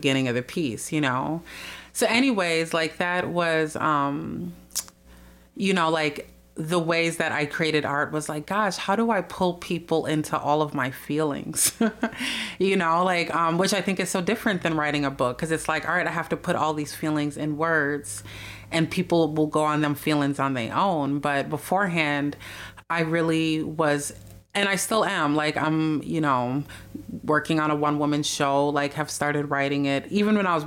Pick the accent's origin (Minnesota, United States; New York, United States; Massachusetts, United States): Minnesota, United States; Minneapolis; they came to Minneapolis, and I was the first person in our family born here.